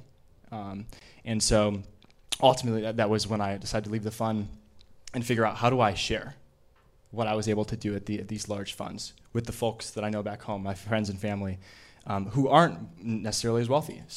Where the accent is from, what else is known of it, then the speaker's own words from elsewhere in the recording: Chicago, Illinois, United States; I grew up in Chicago